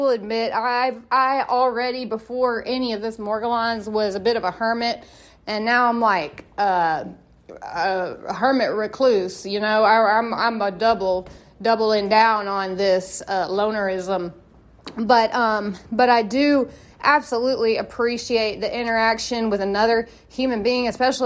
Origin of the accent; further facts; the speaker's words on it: Tennessee, United States; I am from Tennessee